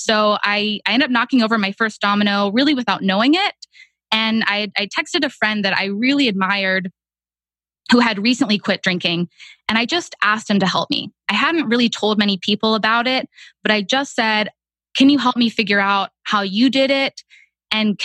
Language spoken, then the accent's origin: English; Texas, United States; moved away as an adult; also born or lived in Boston; now in Austin, United States; I moved from Boston back home to Texas